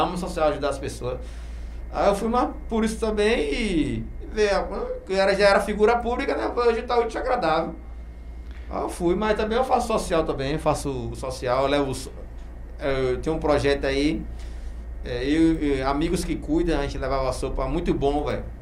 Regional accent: Feira de Santana, Bahia, Brazil; now in Camaçari, Brazil; Eu sou de Feira, natural de Feira Santana

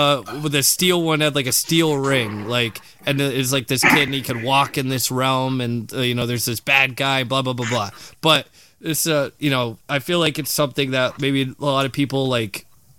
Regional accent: Australia; born there; so, my mom bought me this movie because I was born in Australia, so kangaroos in it.

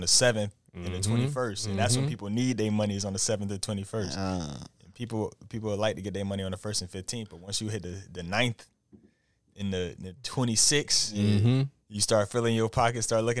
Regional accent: Atlanta, Georgia, United States; I'm about to stop telling niggas I'm from Atlanta.

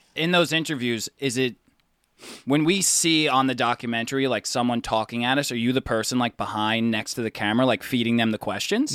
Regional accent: New York City, New York, United States; We're from New York

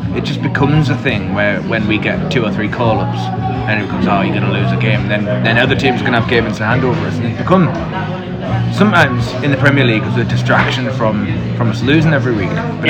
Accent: South Shields, North East England, United Kingdom; as a kid growing up in South Shields

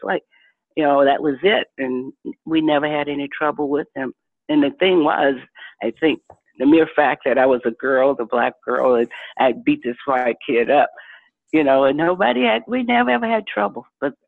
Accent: the South, United States; growing up in the Jim Crow South, and, you know, having to ride a school bus over an hour, and we could have walked to school, but it was a white school

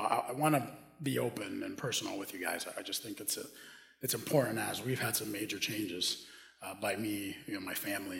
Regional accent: Dominican Republic; moved away as an adult; also born or lived in Minneapolis, United States; now in United States; I grew up in the Dominican Republic

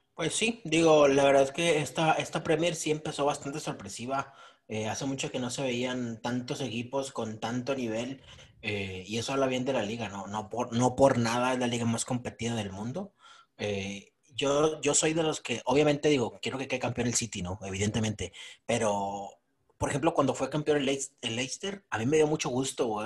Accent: Monterrey, Nuevo León, Mexico; nosotros como regios

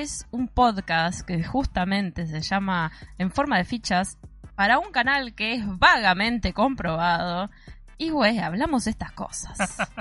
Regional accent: Mar del Plata, Buenos Aires Province, Argentina; digo cosas que solamente se dicen acá en Mar del Plata

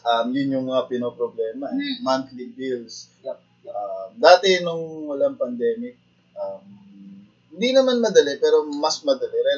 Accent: Western Visayas, Philippines; taga-Aklan kami

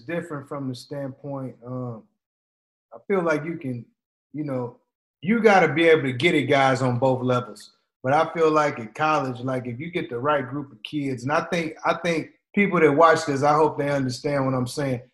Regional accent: Portland, United States; I was from Portland too

